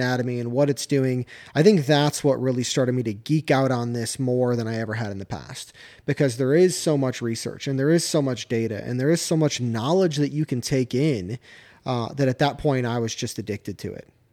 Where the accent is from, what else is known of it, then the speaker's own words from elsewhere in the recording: Michigan, United States; moved away as an adult; also born or lived in North Carolina; now in Georgia, United States; I grew up in Michigan, right? Relatively flat terrain.